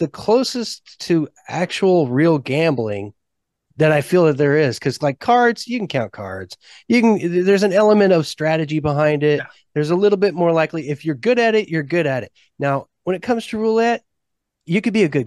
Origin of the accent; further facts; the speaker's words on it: Henderson, Nevada, United States; I'm from Henderson. I'm a local